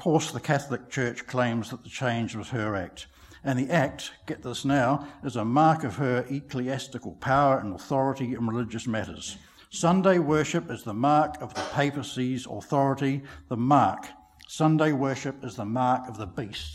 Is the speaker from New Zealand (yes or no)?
yes; New Zealand